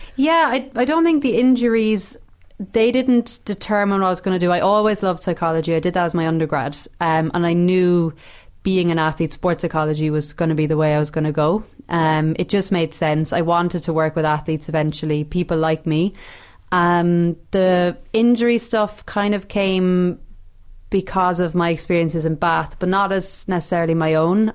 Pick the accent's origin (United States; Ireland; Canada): Ireland; moved away; being Irish over there